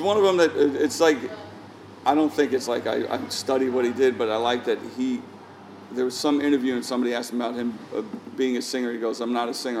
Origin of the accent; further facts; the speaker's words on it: New York City, New York, United States; I grew up growing up in Queens